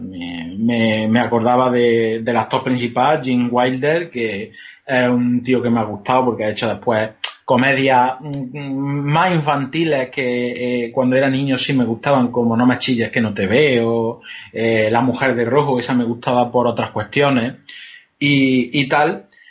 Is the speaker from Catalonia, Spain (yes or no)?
no; Andalusia, Spain; soy andaluz